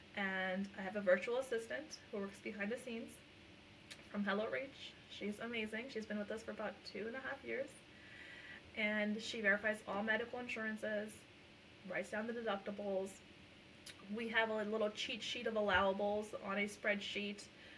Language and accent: English; India; first language Punjabi; I'm not Hispanic. I'm Indian, and I also speak my language, which is Punjabi.